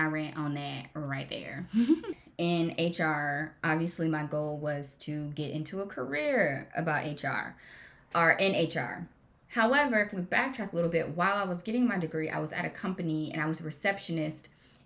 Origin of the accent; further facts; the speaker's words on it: Jacksonville, Florida, United States; I was raised in Jacksonville, Florida, went to school there